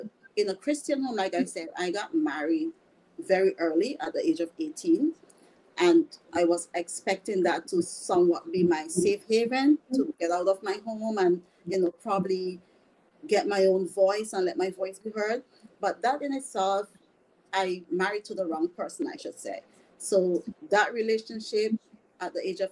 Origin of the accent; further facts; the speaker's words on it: St. Vincent & Grenadines; moved away; I am originally from the Caribbean, the beautiful island, Saint Vincent and the Grenadines